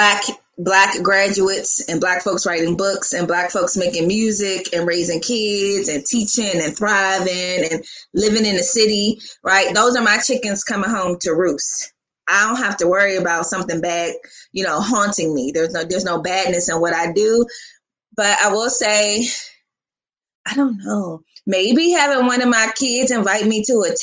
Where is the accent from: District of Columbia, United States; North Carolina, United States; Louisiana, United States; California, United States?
District of Columbia, United States; Washington; I'm from Washington, D.C.